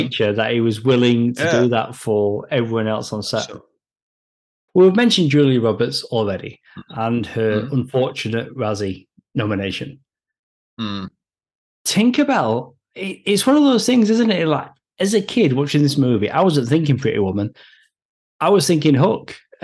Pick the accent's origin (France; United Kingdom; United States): United Kingdom; as a Brit